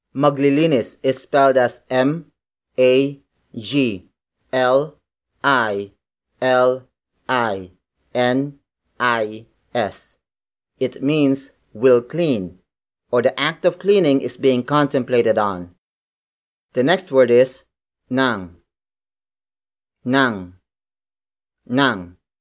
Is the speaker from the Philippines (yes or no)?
yes; Philippines; As a Filipino born and raised in the Philippines